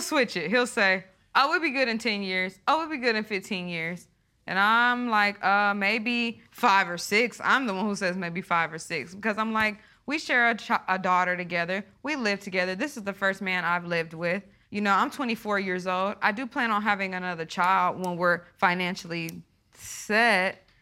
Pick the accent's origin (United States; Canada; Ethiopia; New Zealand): United States; Tulsa, Oklahoma; we're from Tulsa